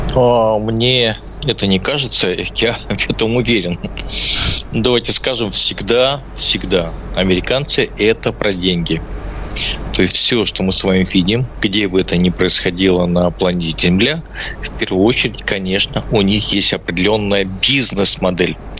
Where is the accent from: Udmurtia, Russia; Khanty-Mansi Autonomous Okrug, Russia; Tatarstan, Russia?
Udmurtia, Russia; Izhevsk; also born or lived in Tatar; я родился в Ижевске